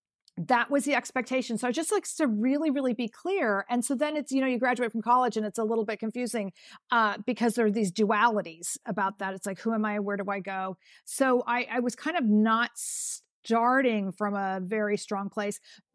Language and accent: English; California, United States; I was growing up in California, and I said I wanted to go back east